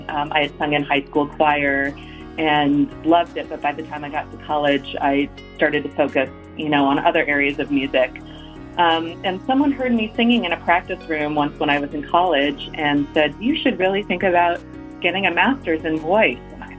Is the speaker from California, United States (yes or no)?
yes; Santa Barbara, California, United States; moved away as an adult; also born or lived in Boston, Massachusetts; I was born and raised in Southern California